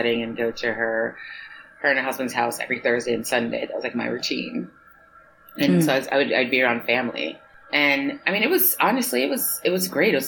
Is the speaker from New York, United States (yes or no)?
yes; New York City, New York, United States; moved away as an adult; also born or lived in Mandeville, Jamaica / Connecticut; now in Paris, France; I moved to New York City when I was 4 years old and pretty much lived there